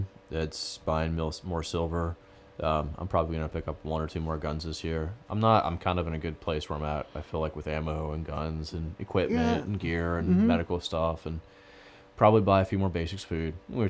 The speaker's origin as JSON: {"language": "English", "town": "Chicago", "region": "Illinois", "country": "United States", "said": "Yeah, I'm from Chicago."}